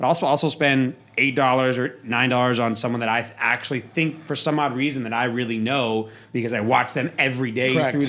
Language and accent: English; East Coast, United States; also born or lived in Oregon / Europe; now in Las Vegas, United States; I grew up on the East Coast.